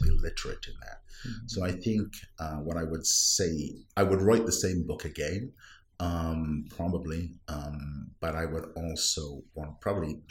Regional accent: Wales, United Kingdom; first language Welsh; English is a second language; now in Santa Clara, United States; My native language is not English, it's Welsh

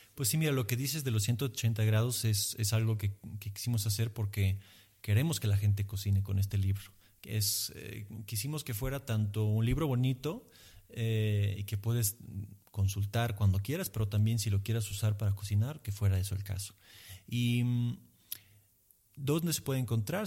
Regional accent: Emilia-Romagna, Italy; Spanish is a second language; moved away as an adult; now in Mexico City, Mexico; fuera de mi tierra de Emilia

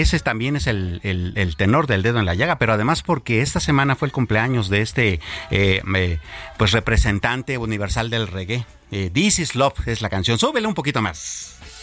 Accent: Mexico; nos preocupa y realmente nos inquieta a los mexicanos

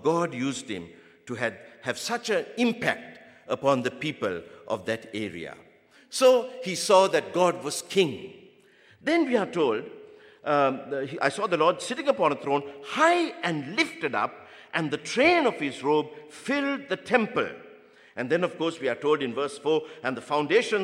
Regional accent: Sri Lanka; I'm from the Sinhalese race

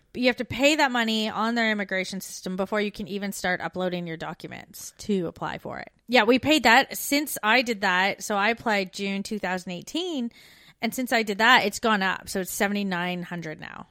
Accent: Canada; moved away as an adult; now in Australia; I'm an expat. I'm a Canadian expat

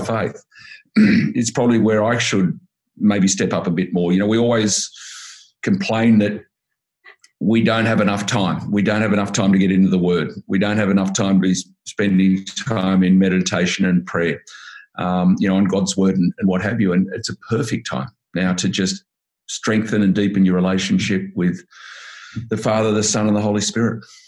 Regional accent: Sydney, New South Wales, Australia; I was brought up in the Shire, so the Sutherland Shire, okay. and then Cronulla

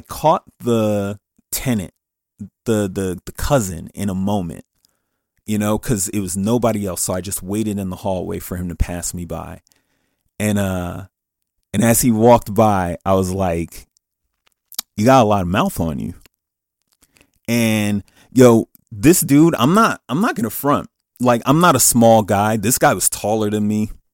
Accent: Paterson, New Jersey, United States; I'm from Patterson

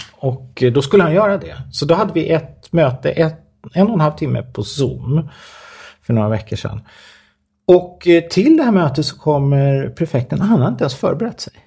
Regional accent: Stockholm, Stockholm County, Sweden; jag kommer från Stockholm

